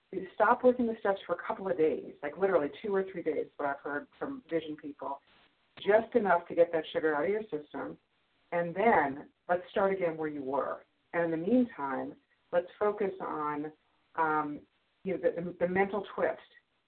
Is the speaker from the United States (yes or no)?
yes; New York, United States; from New York, recovered compulsive overeater.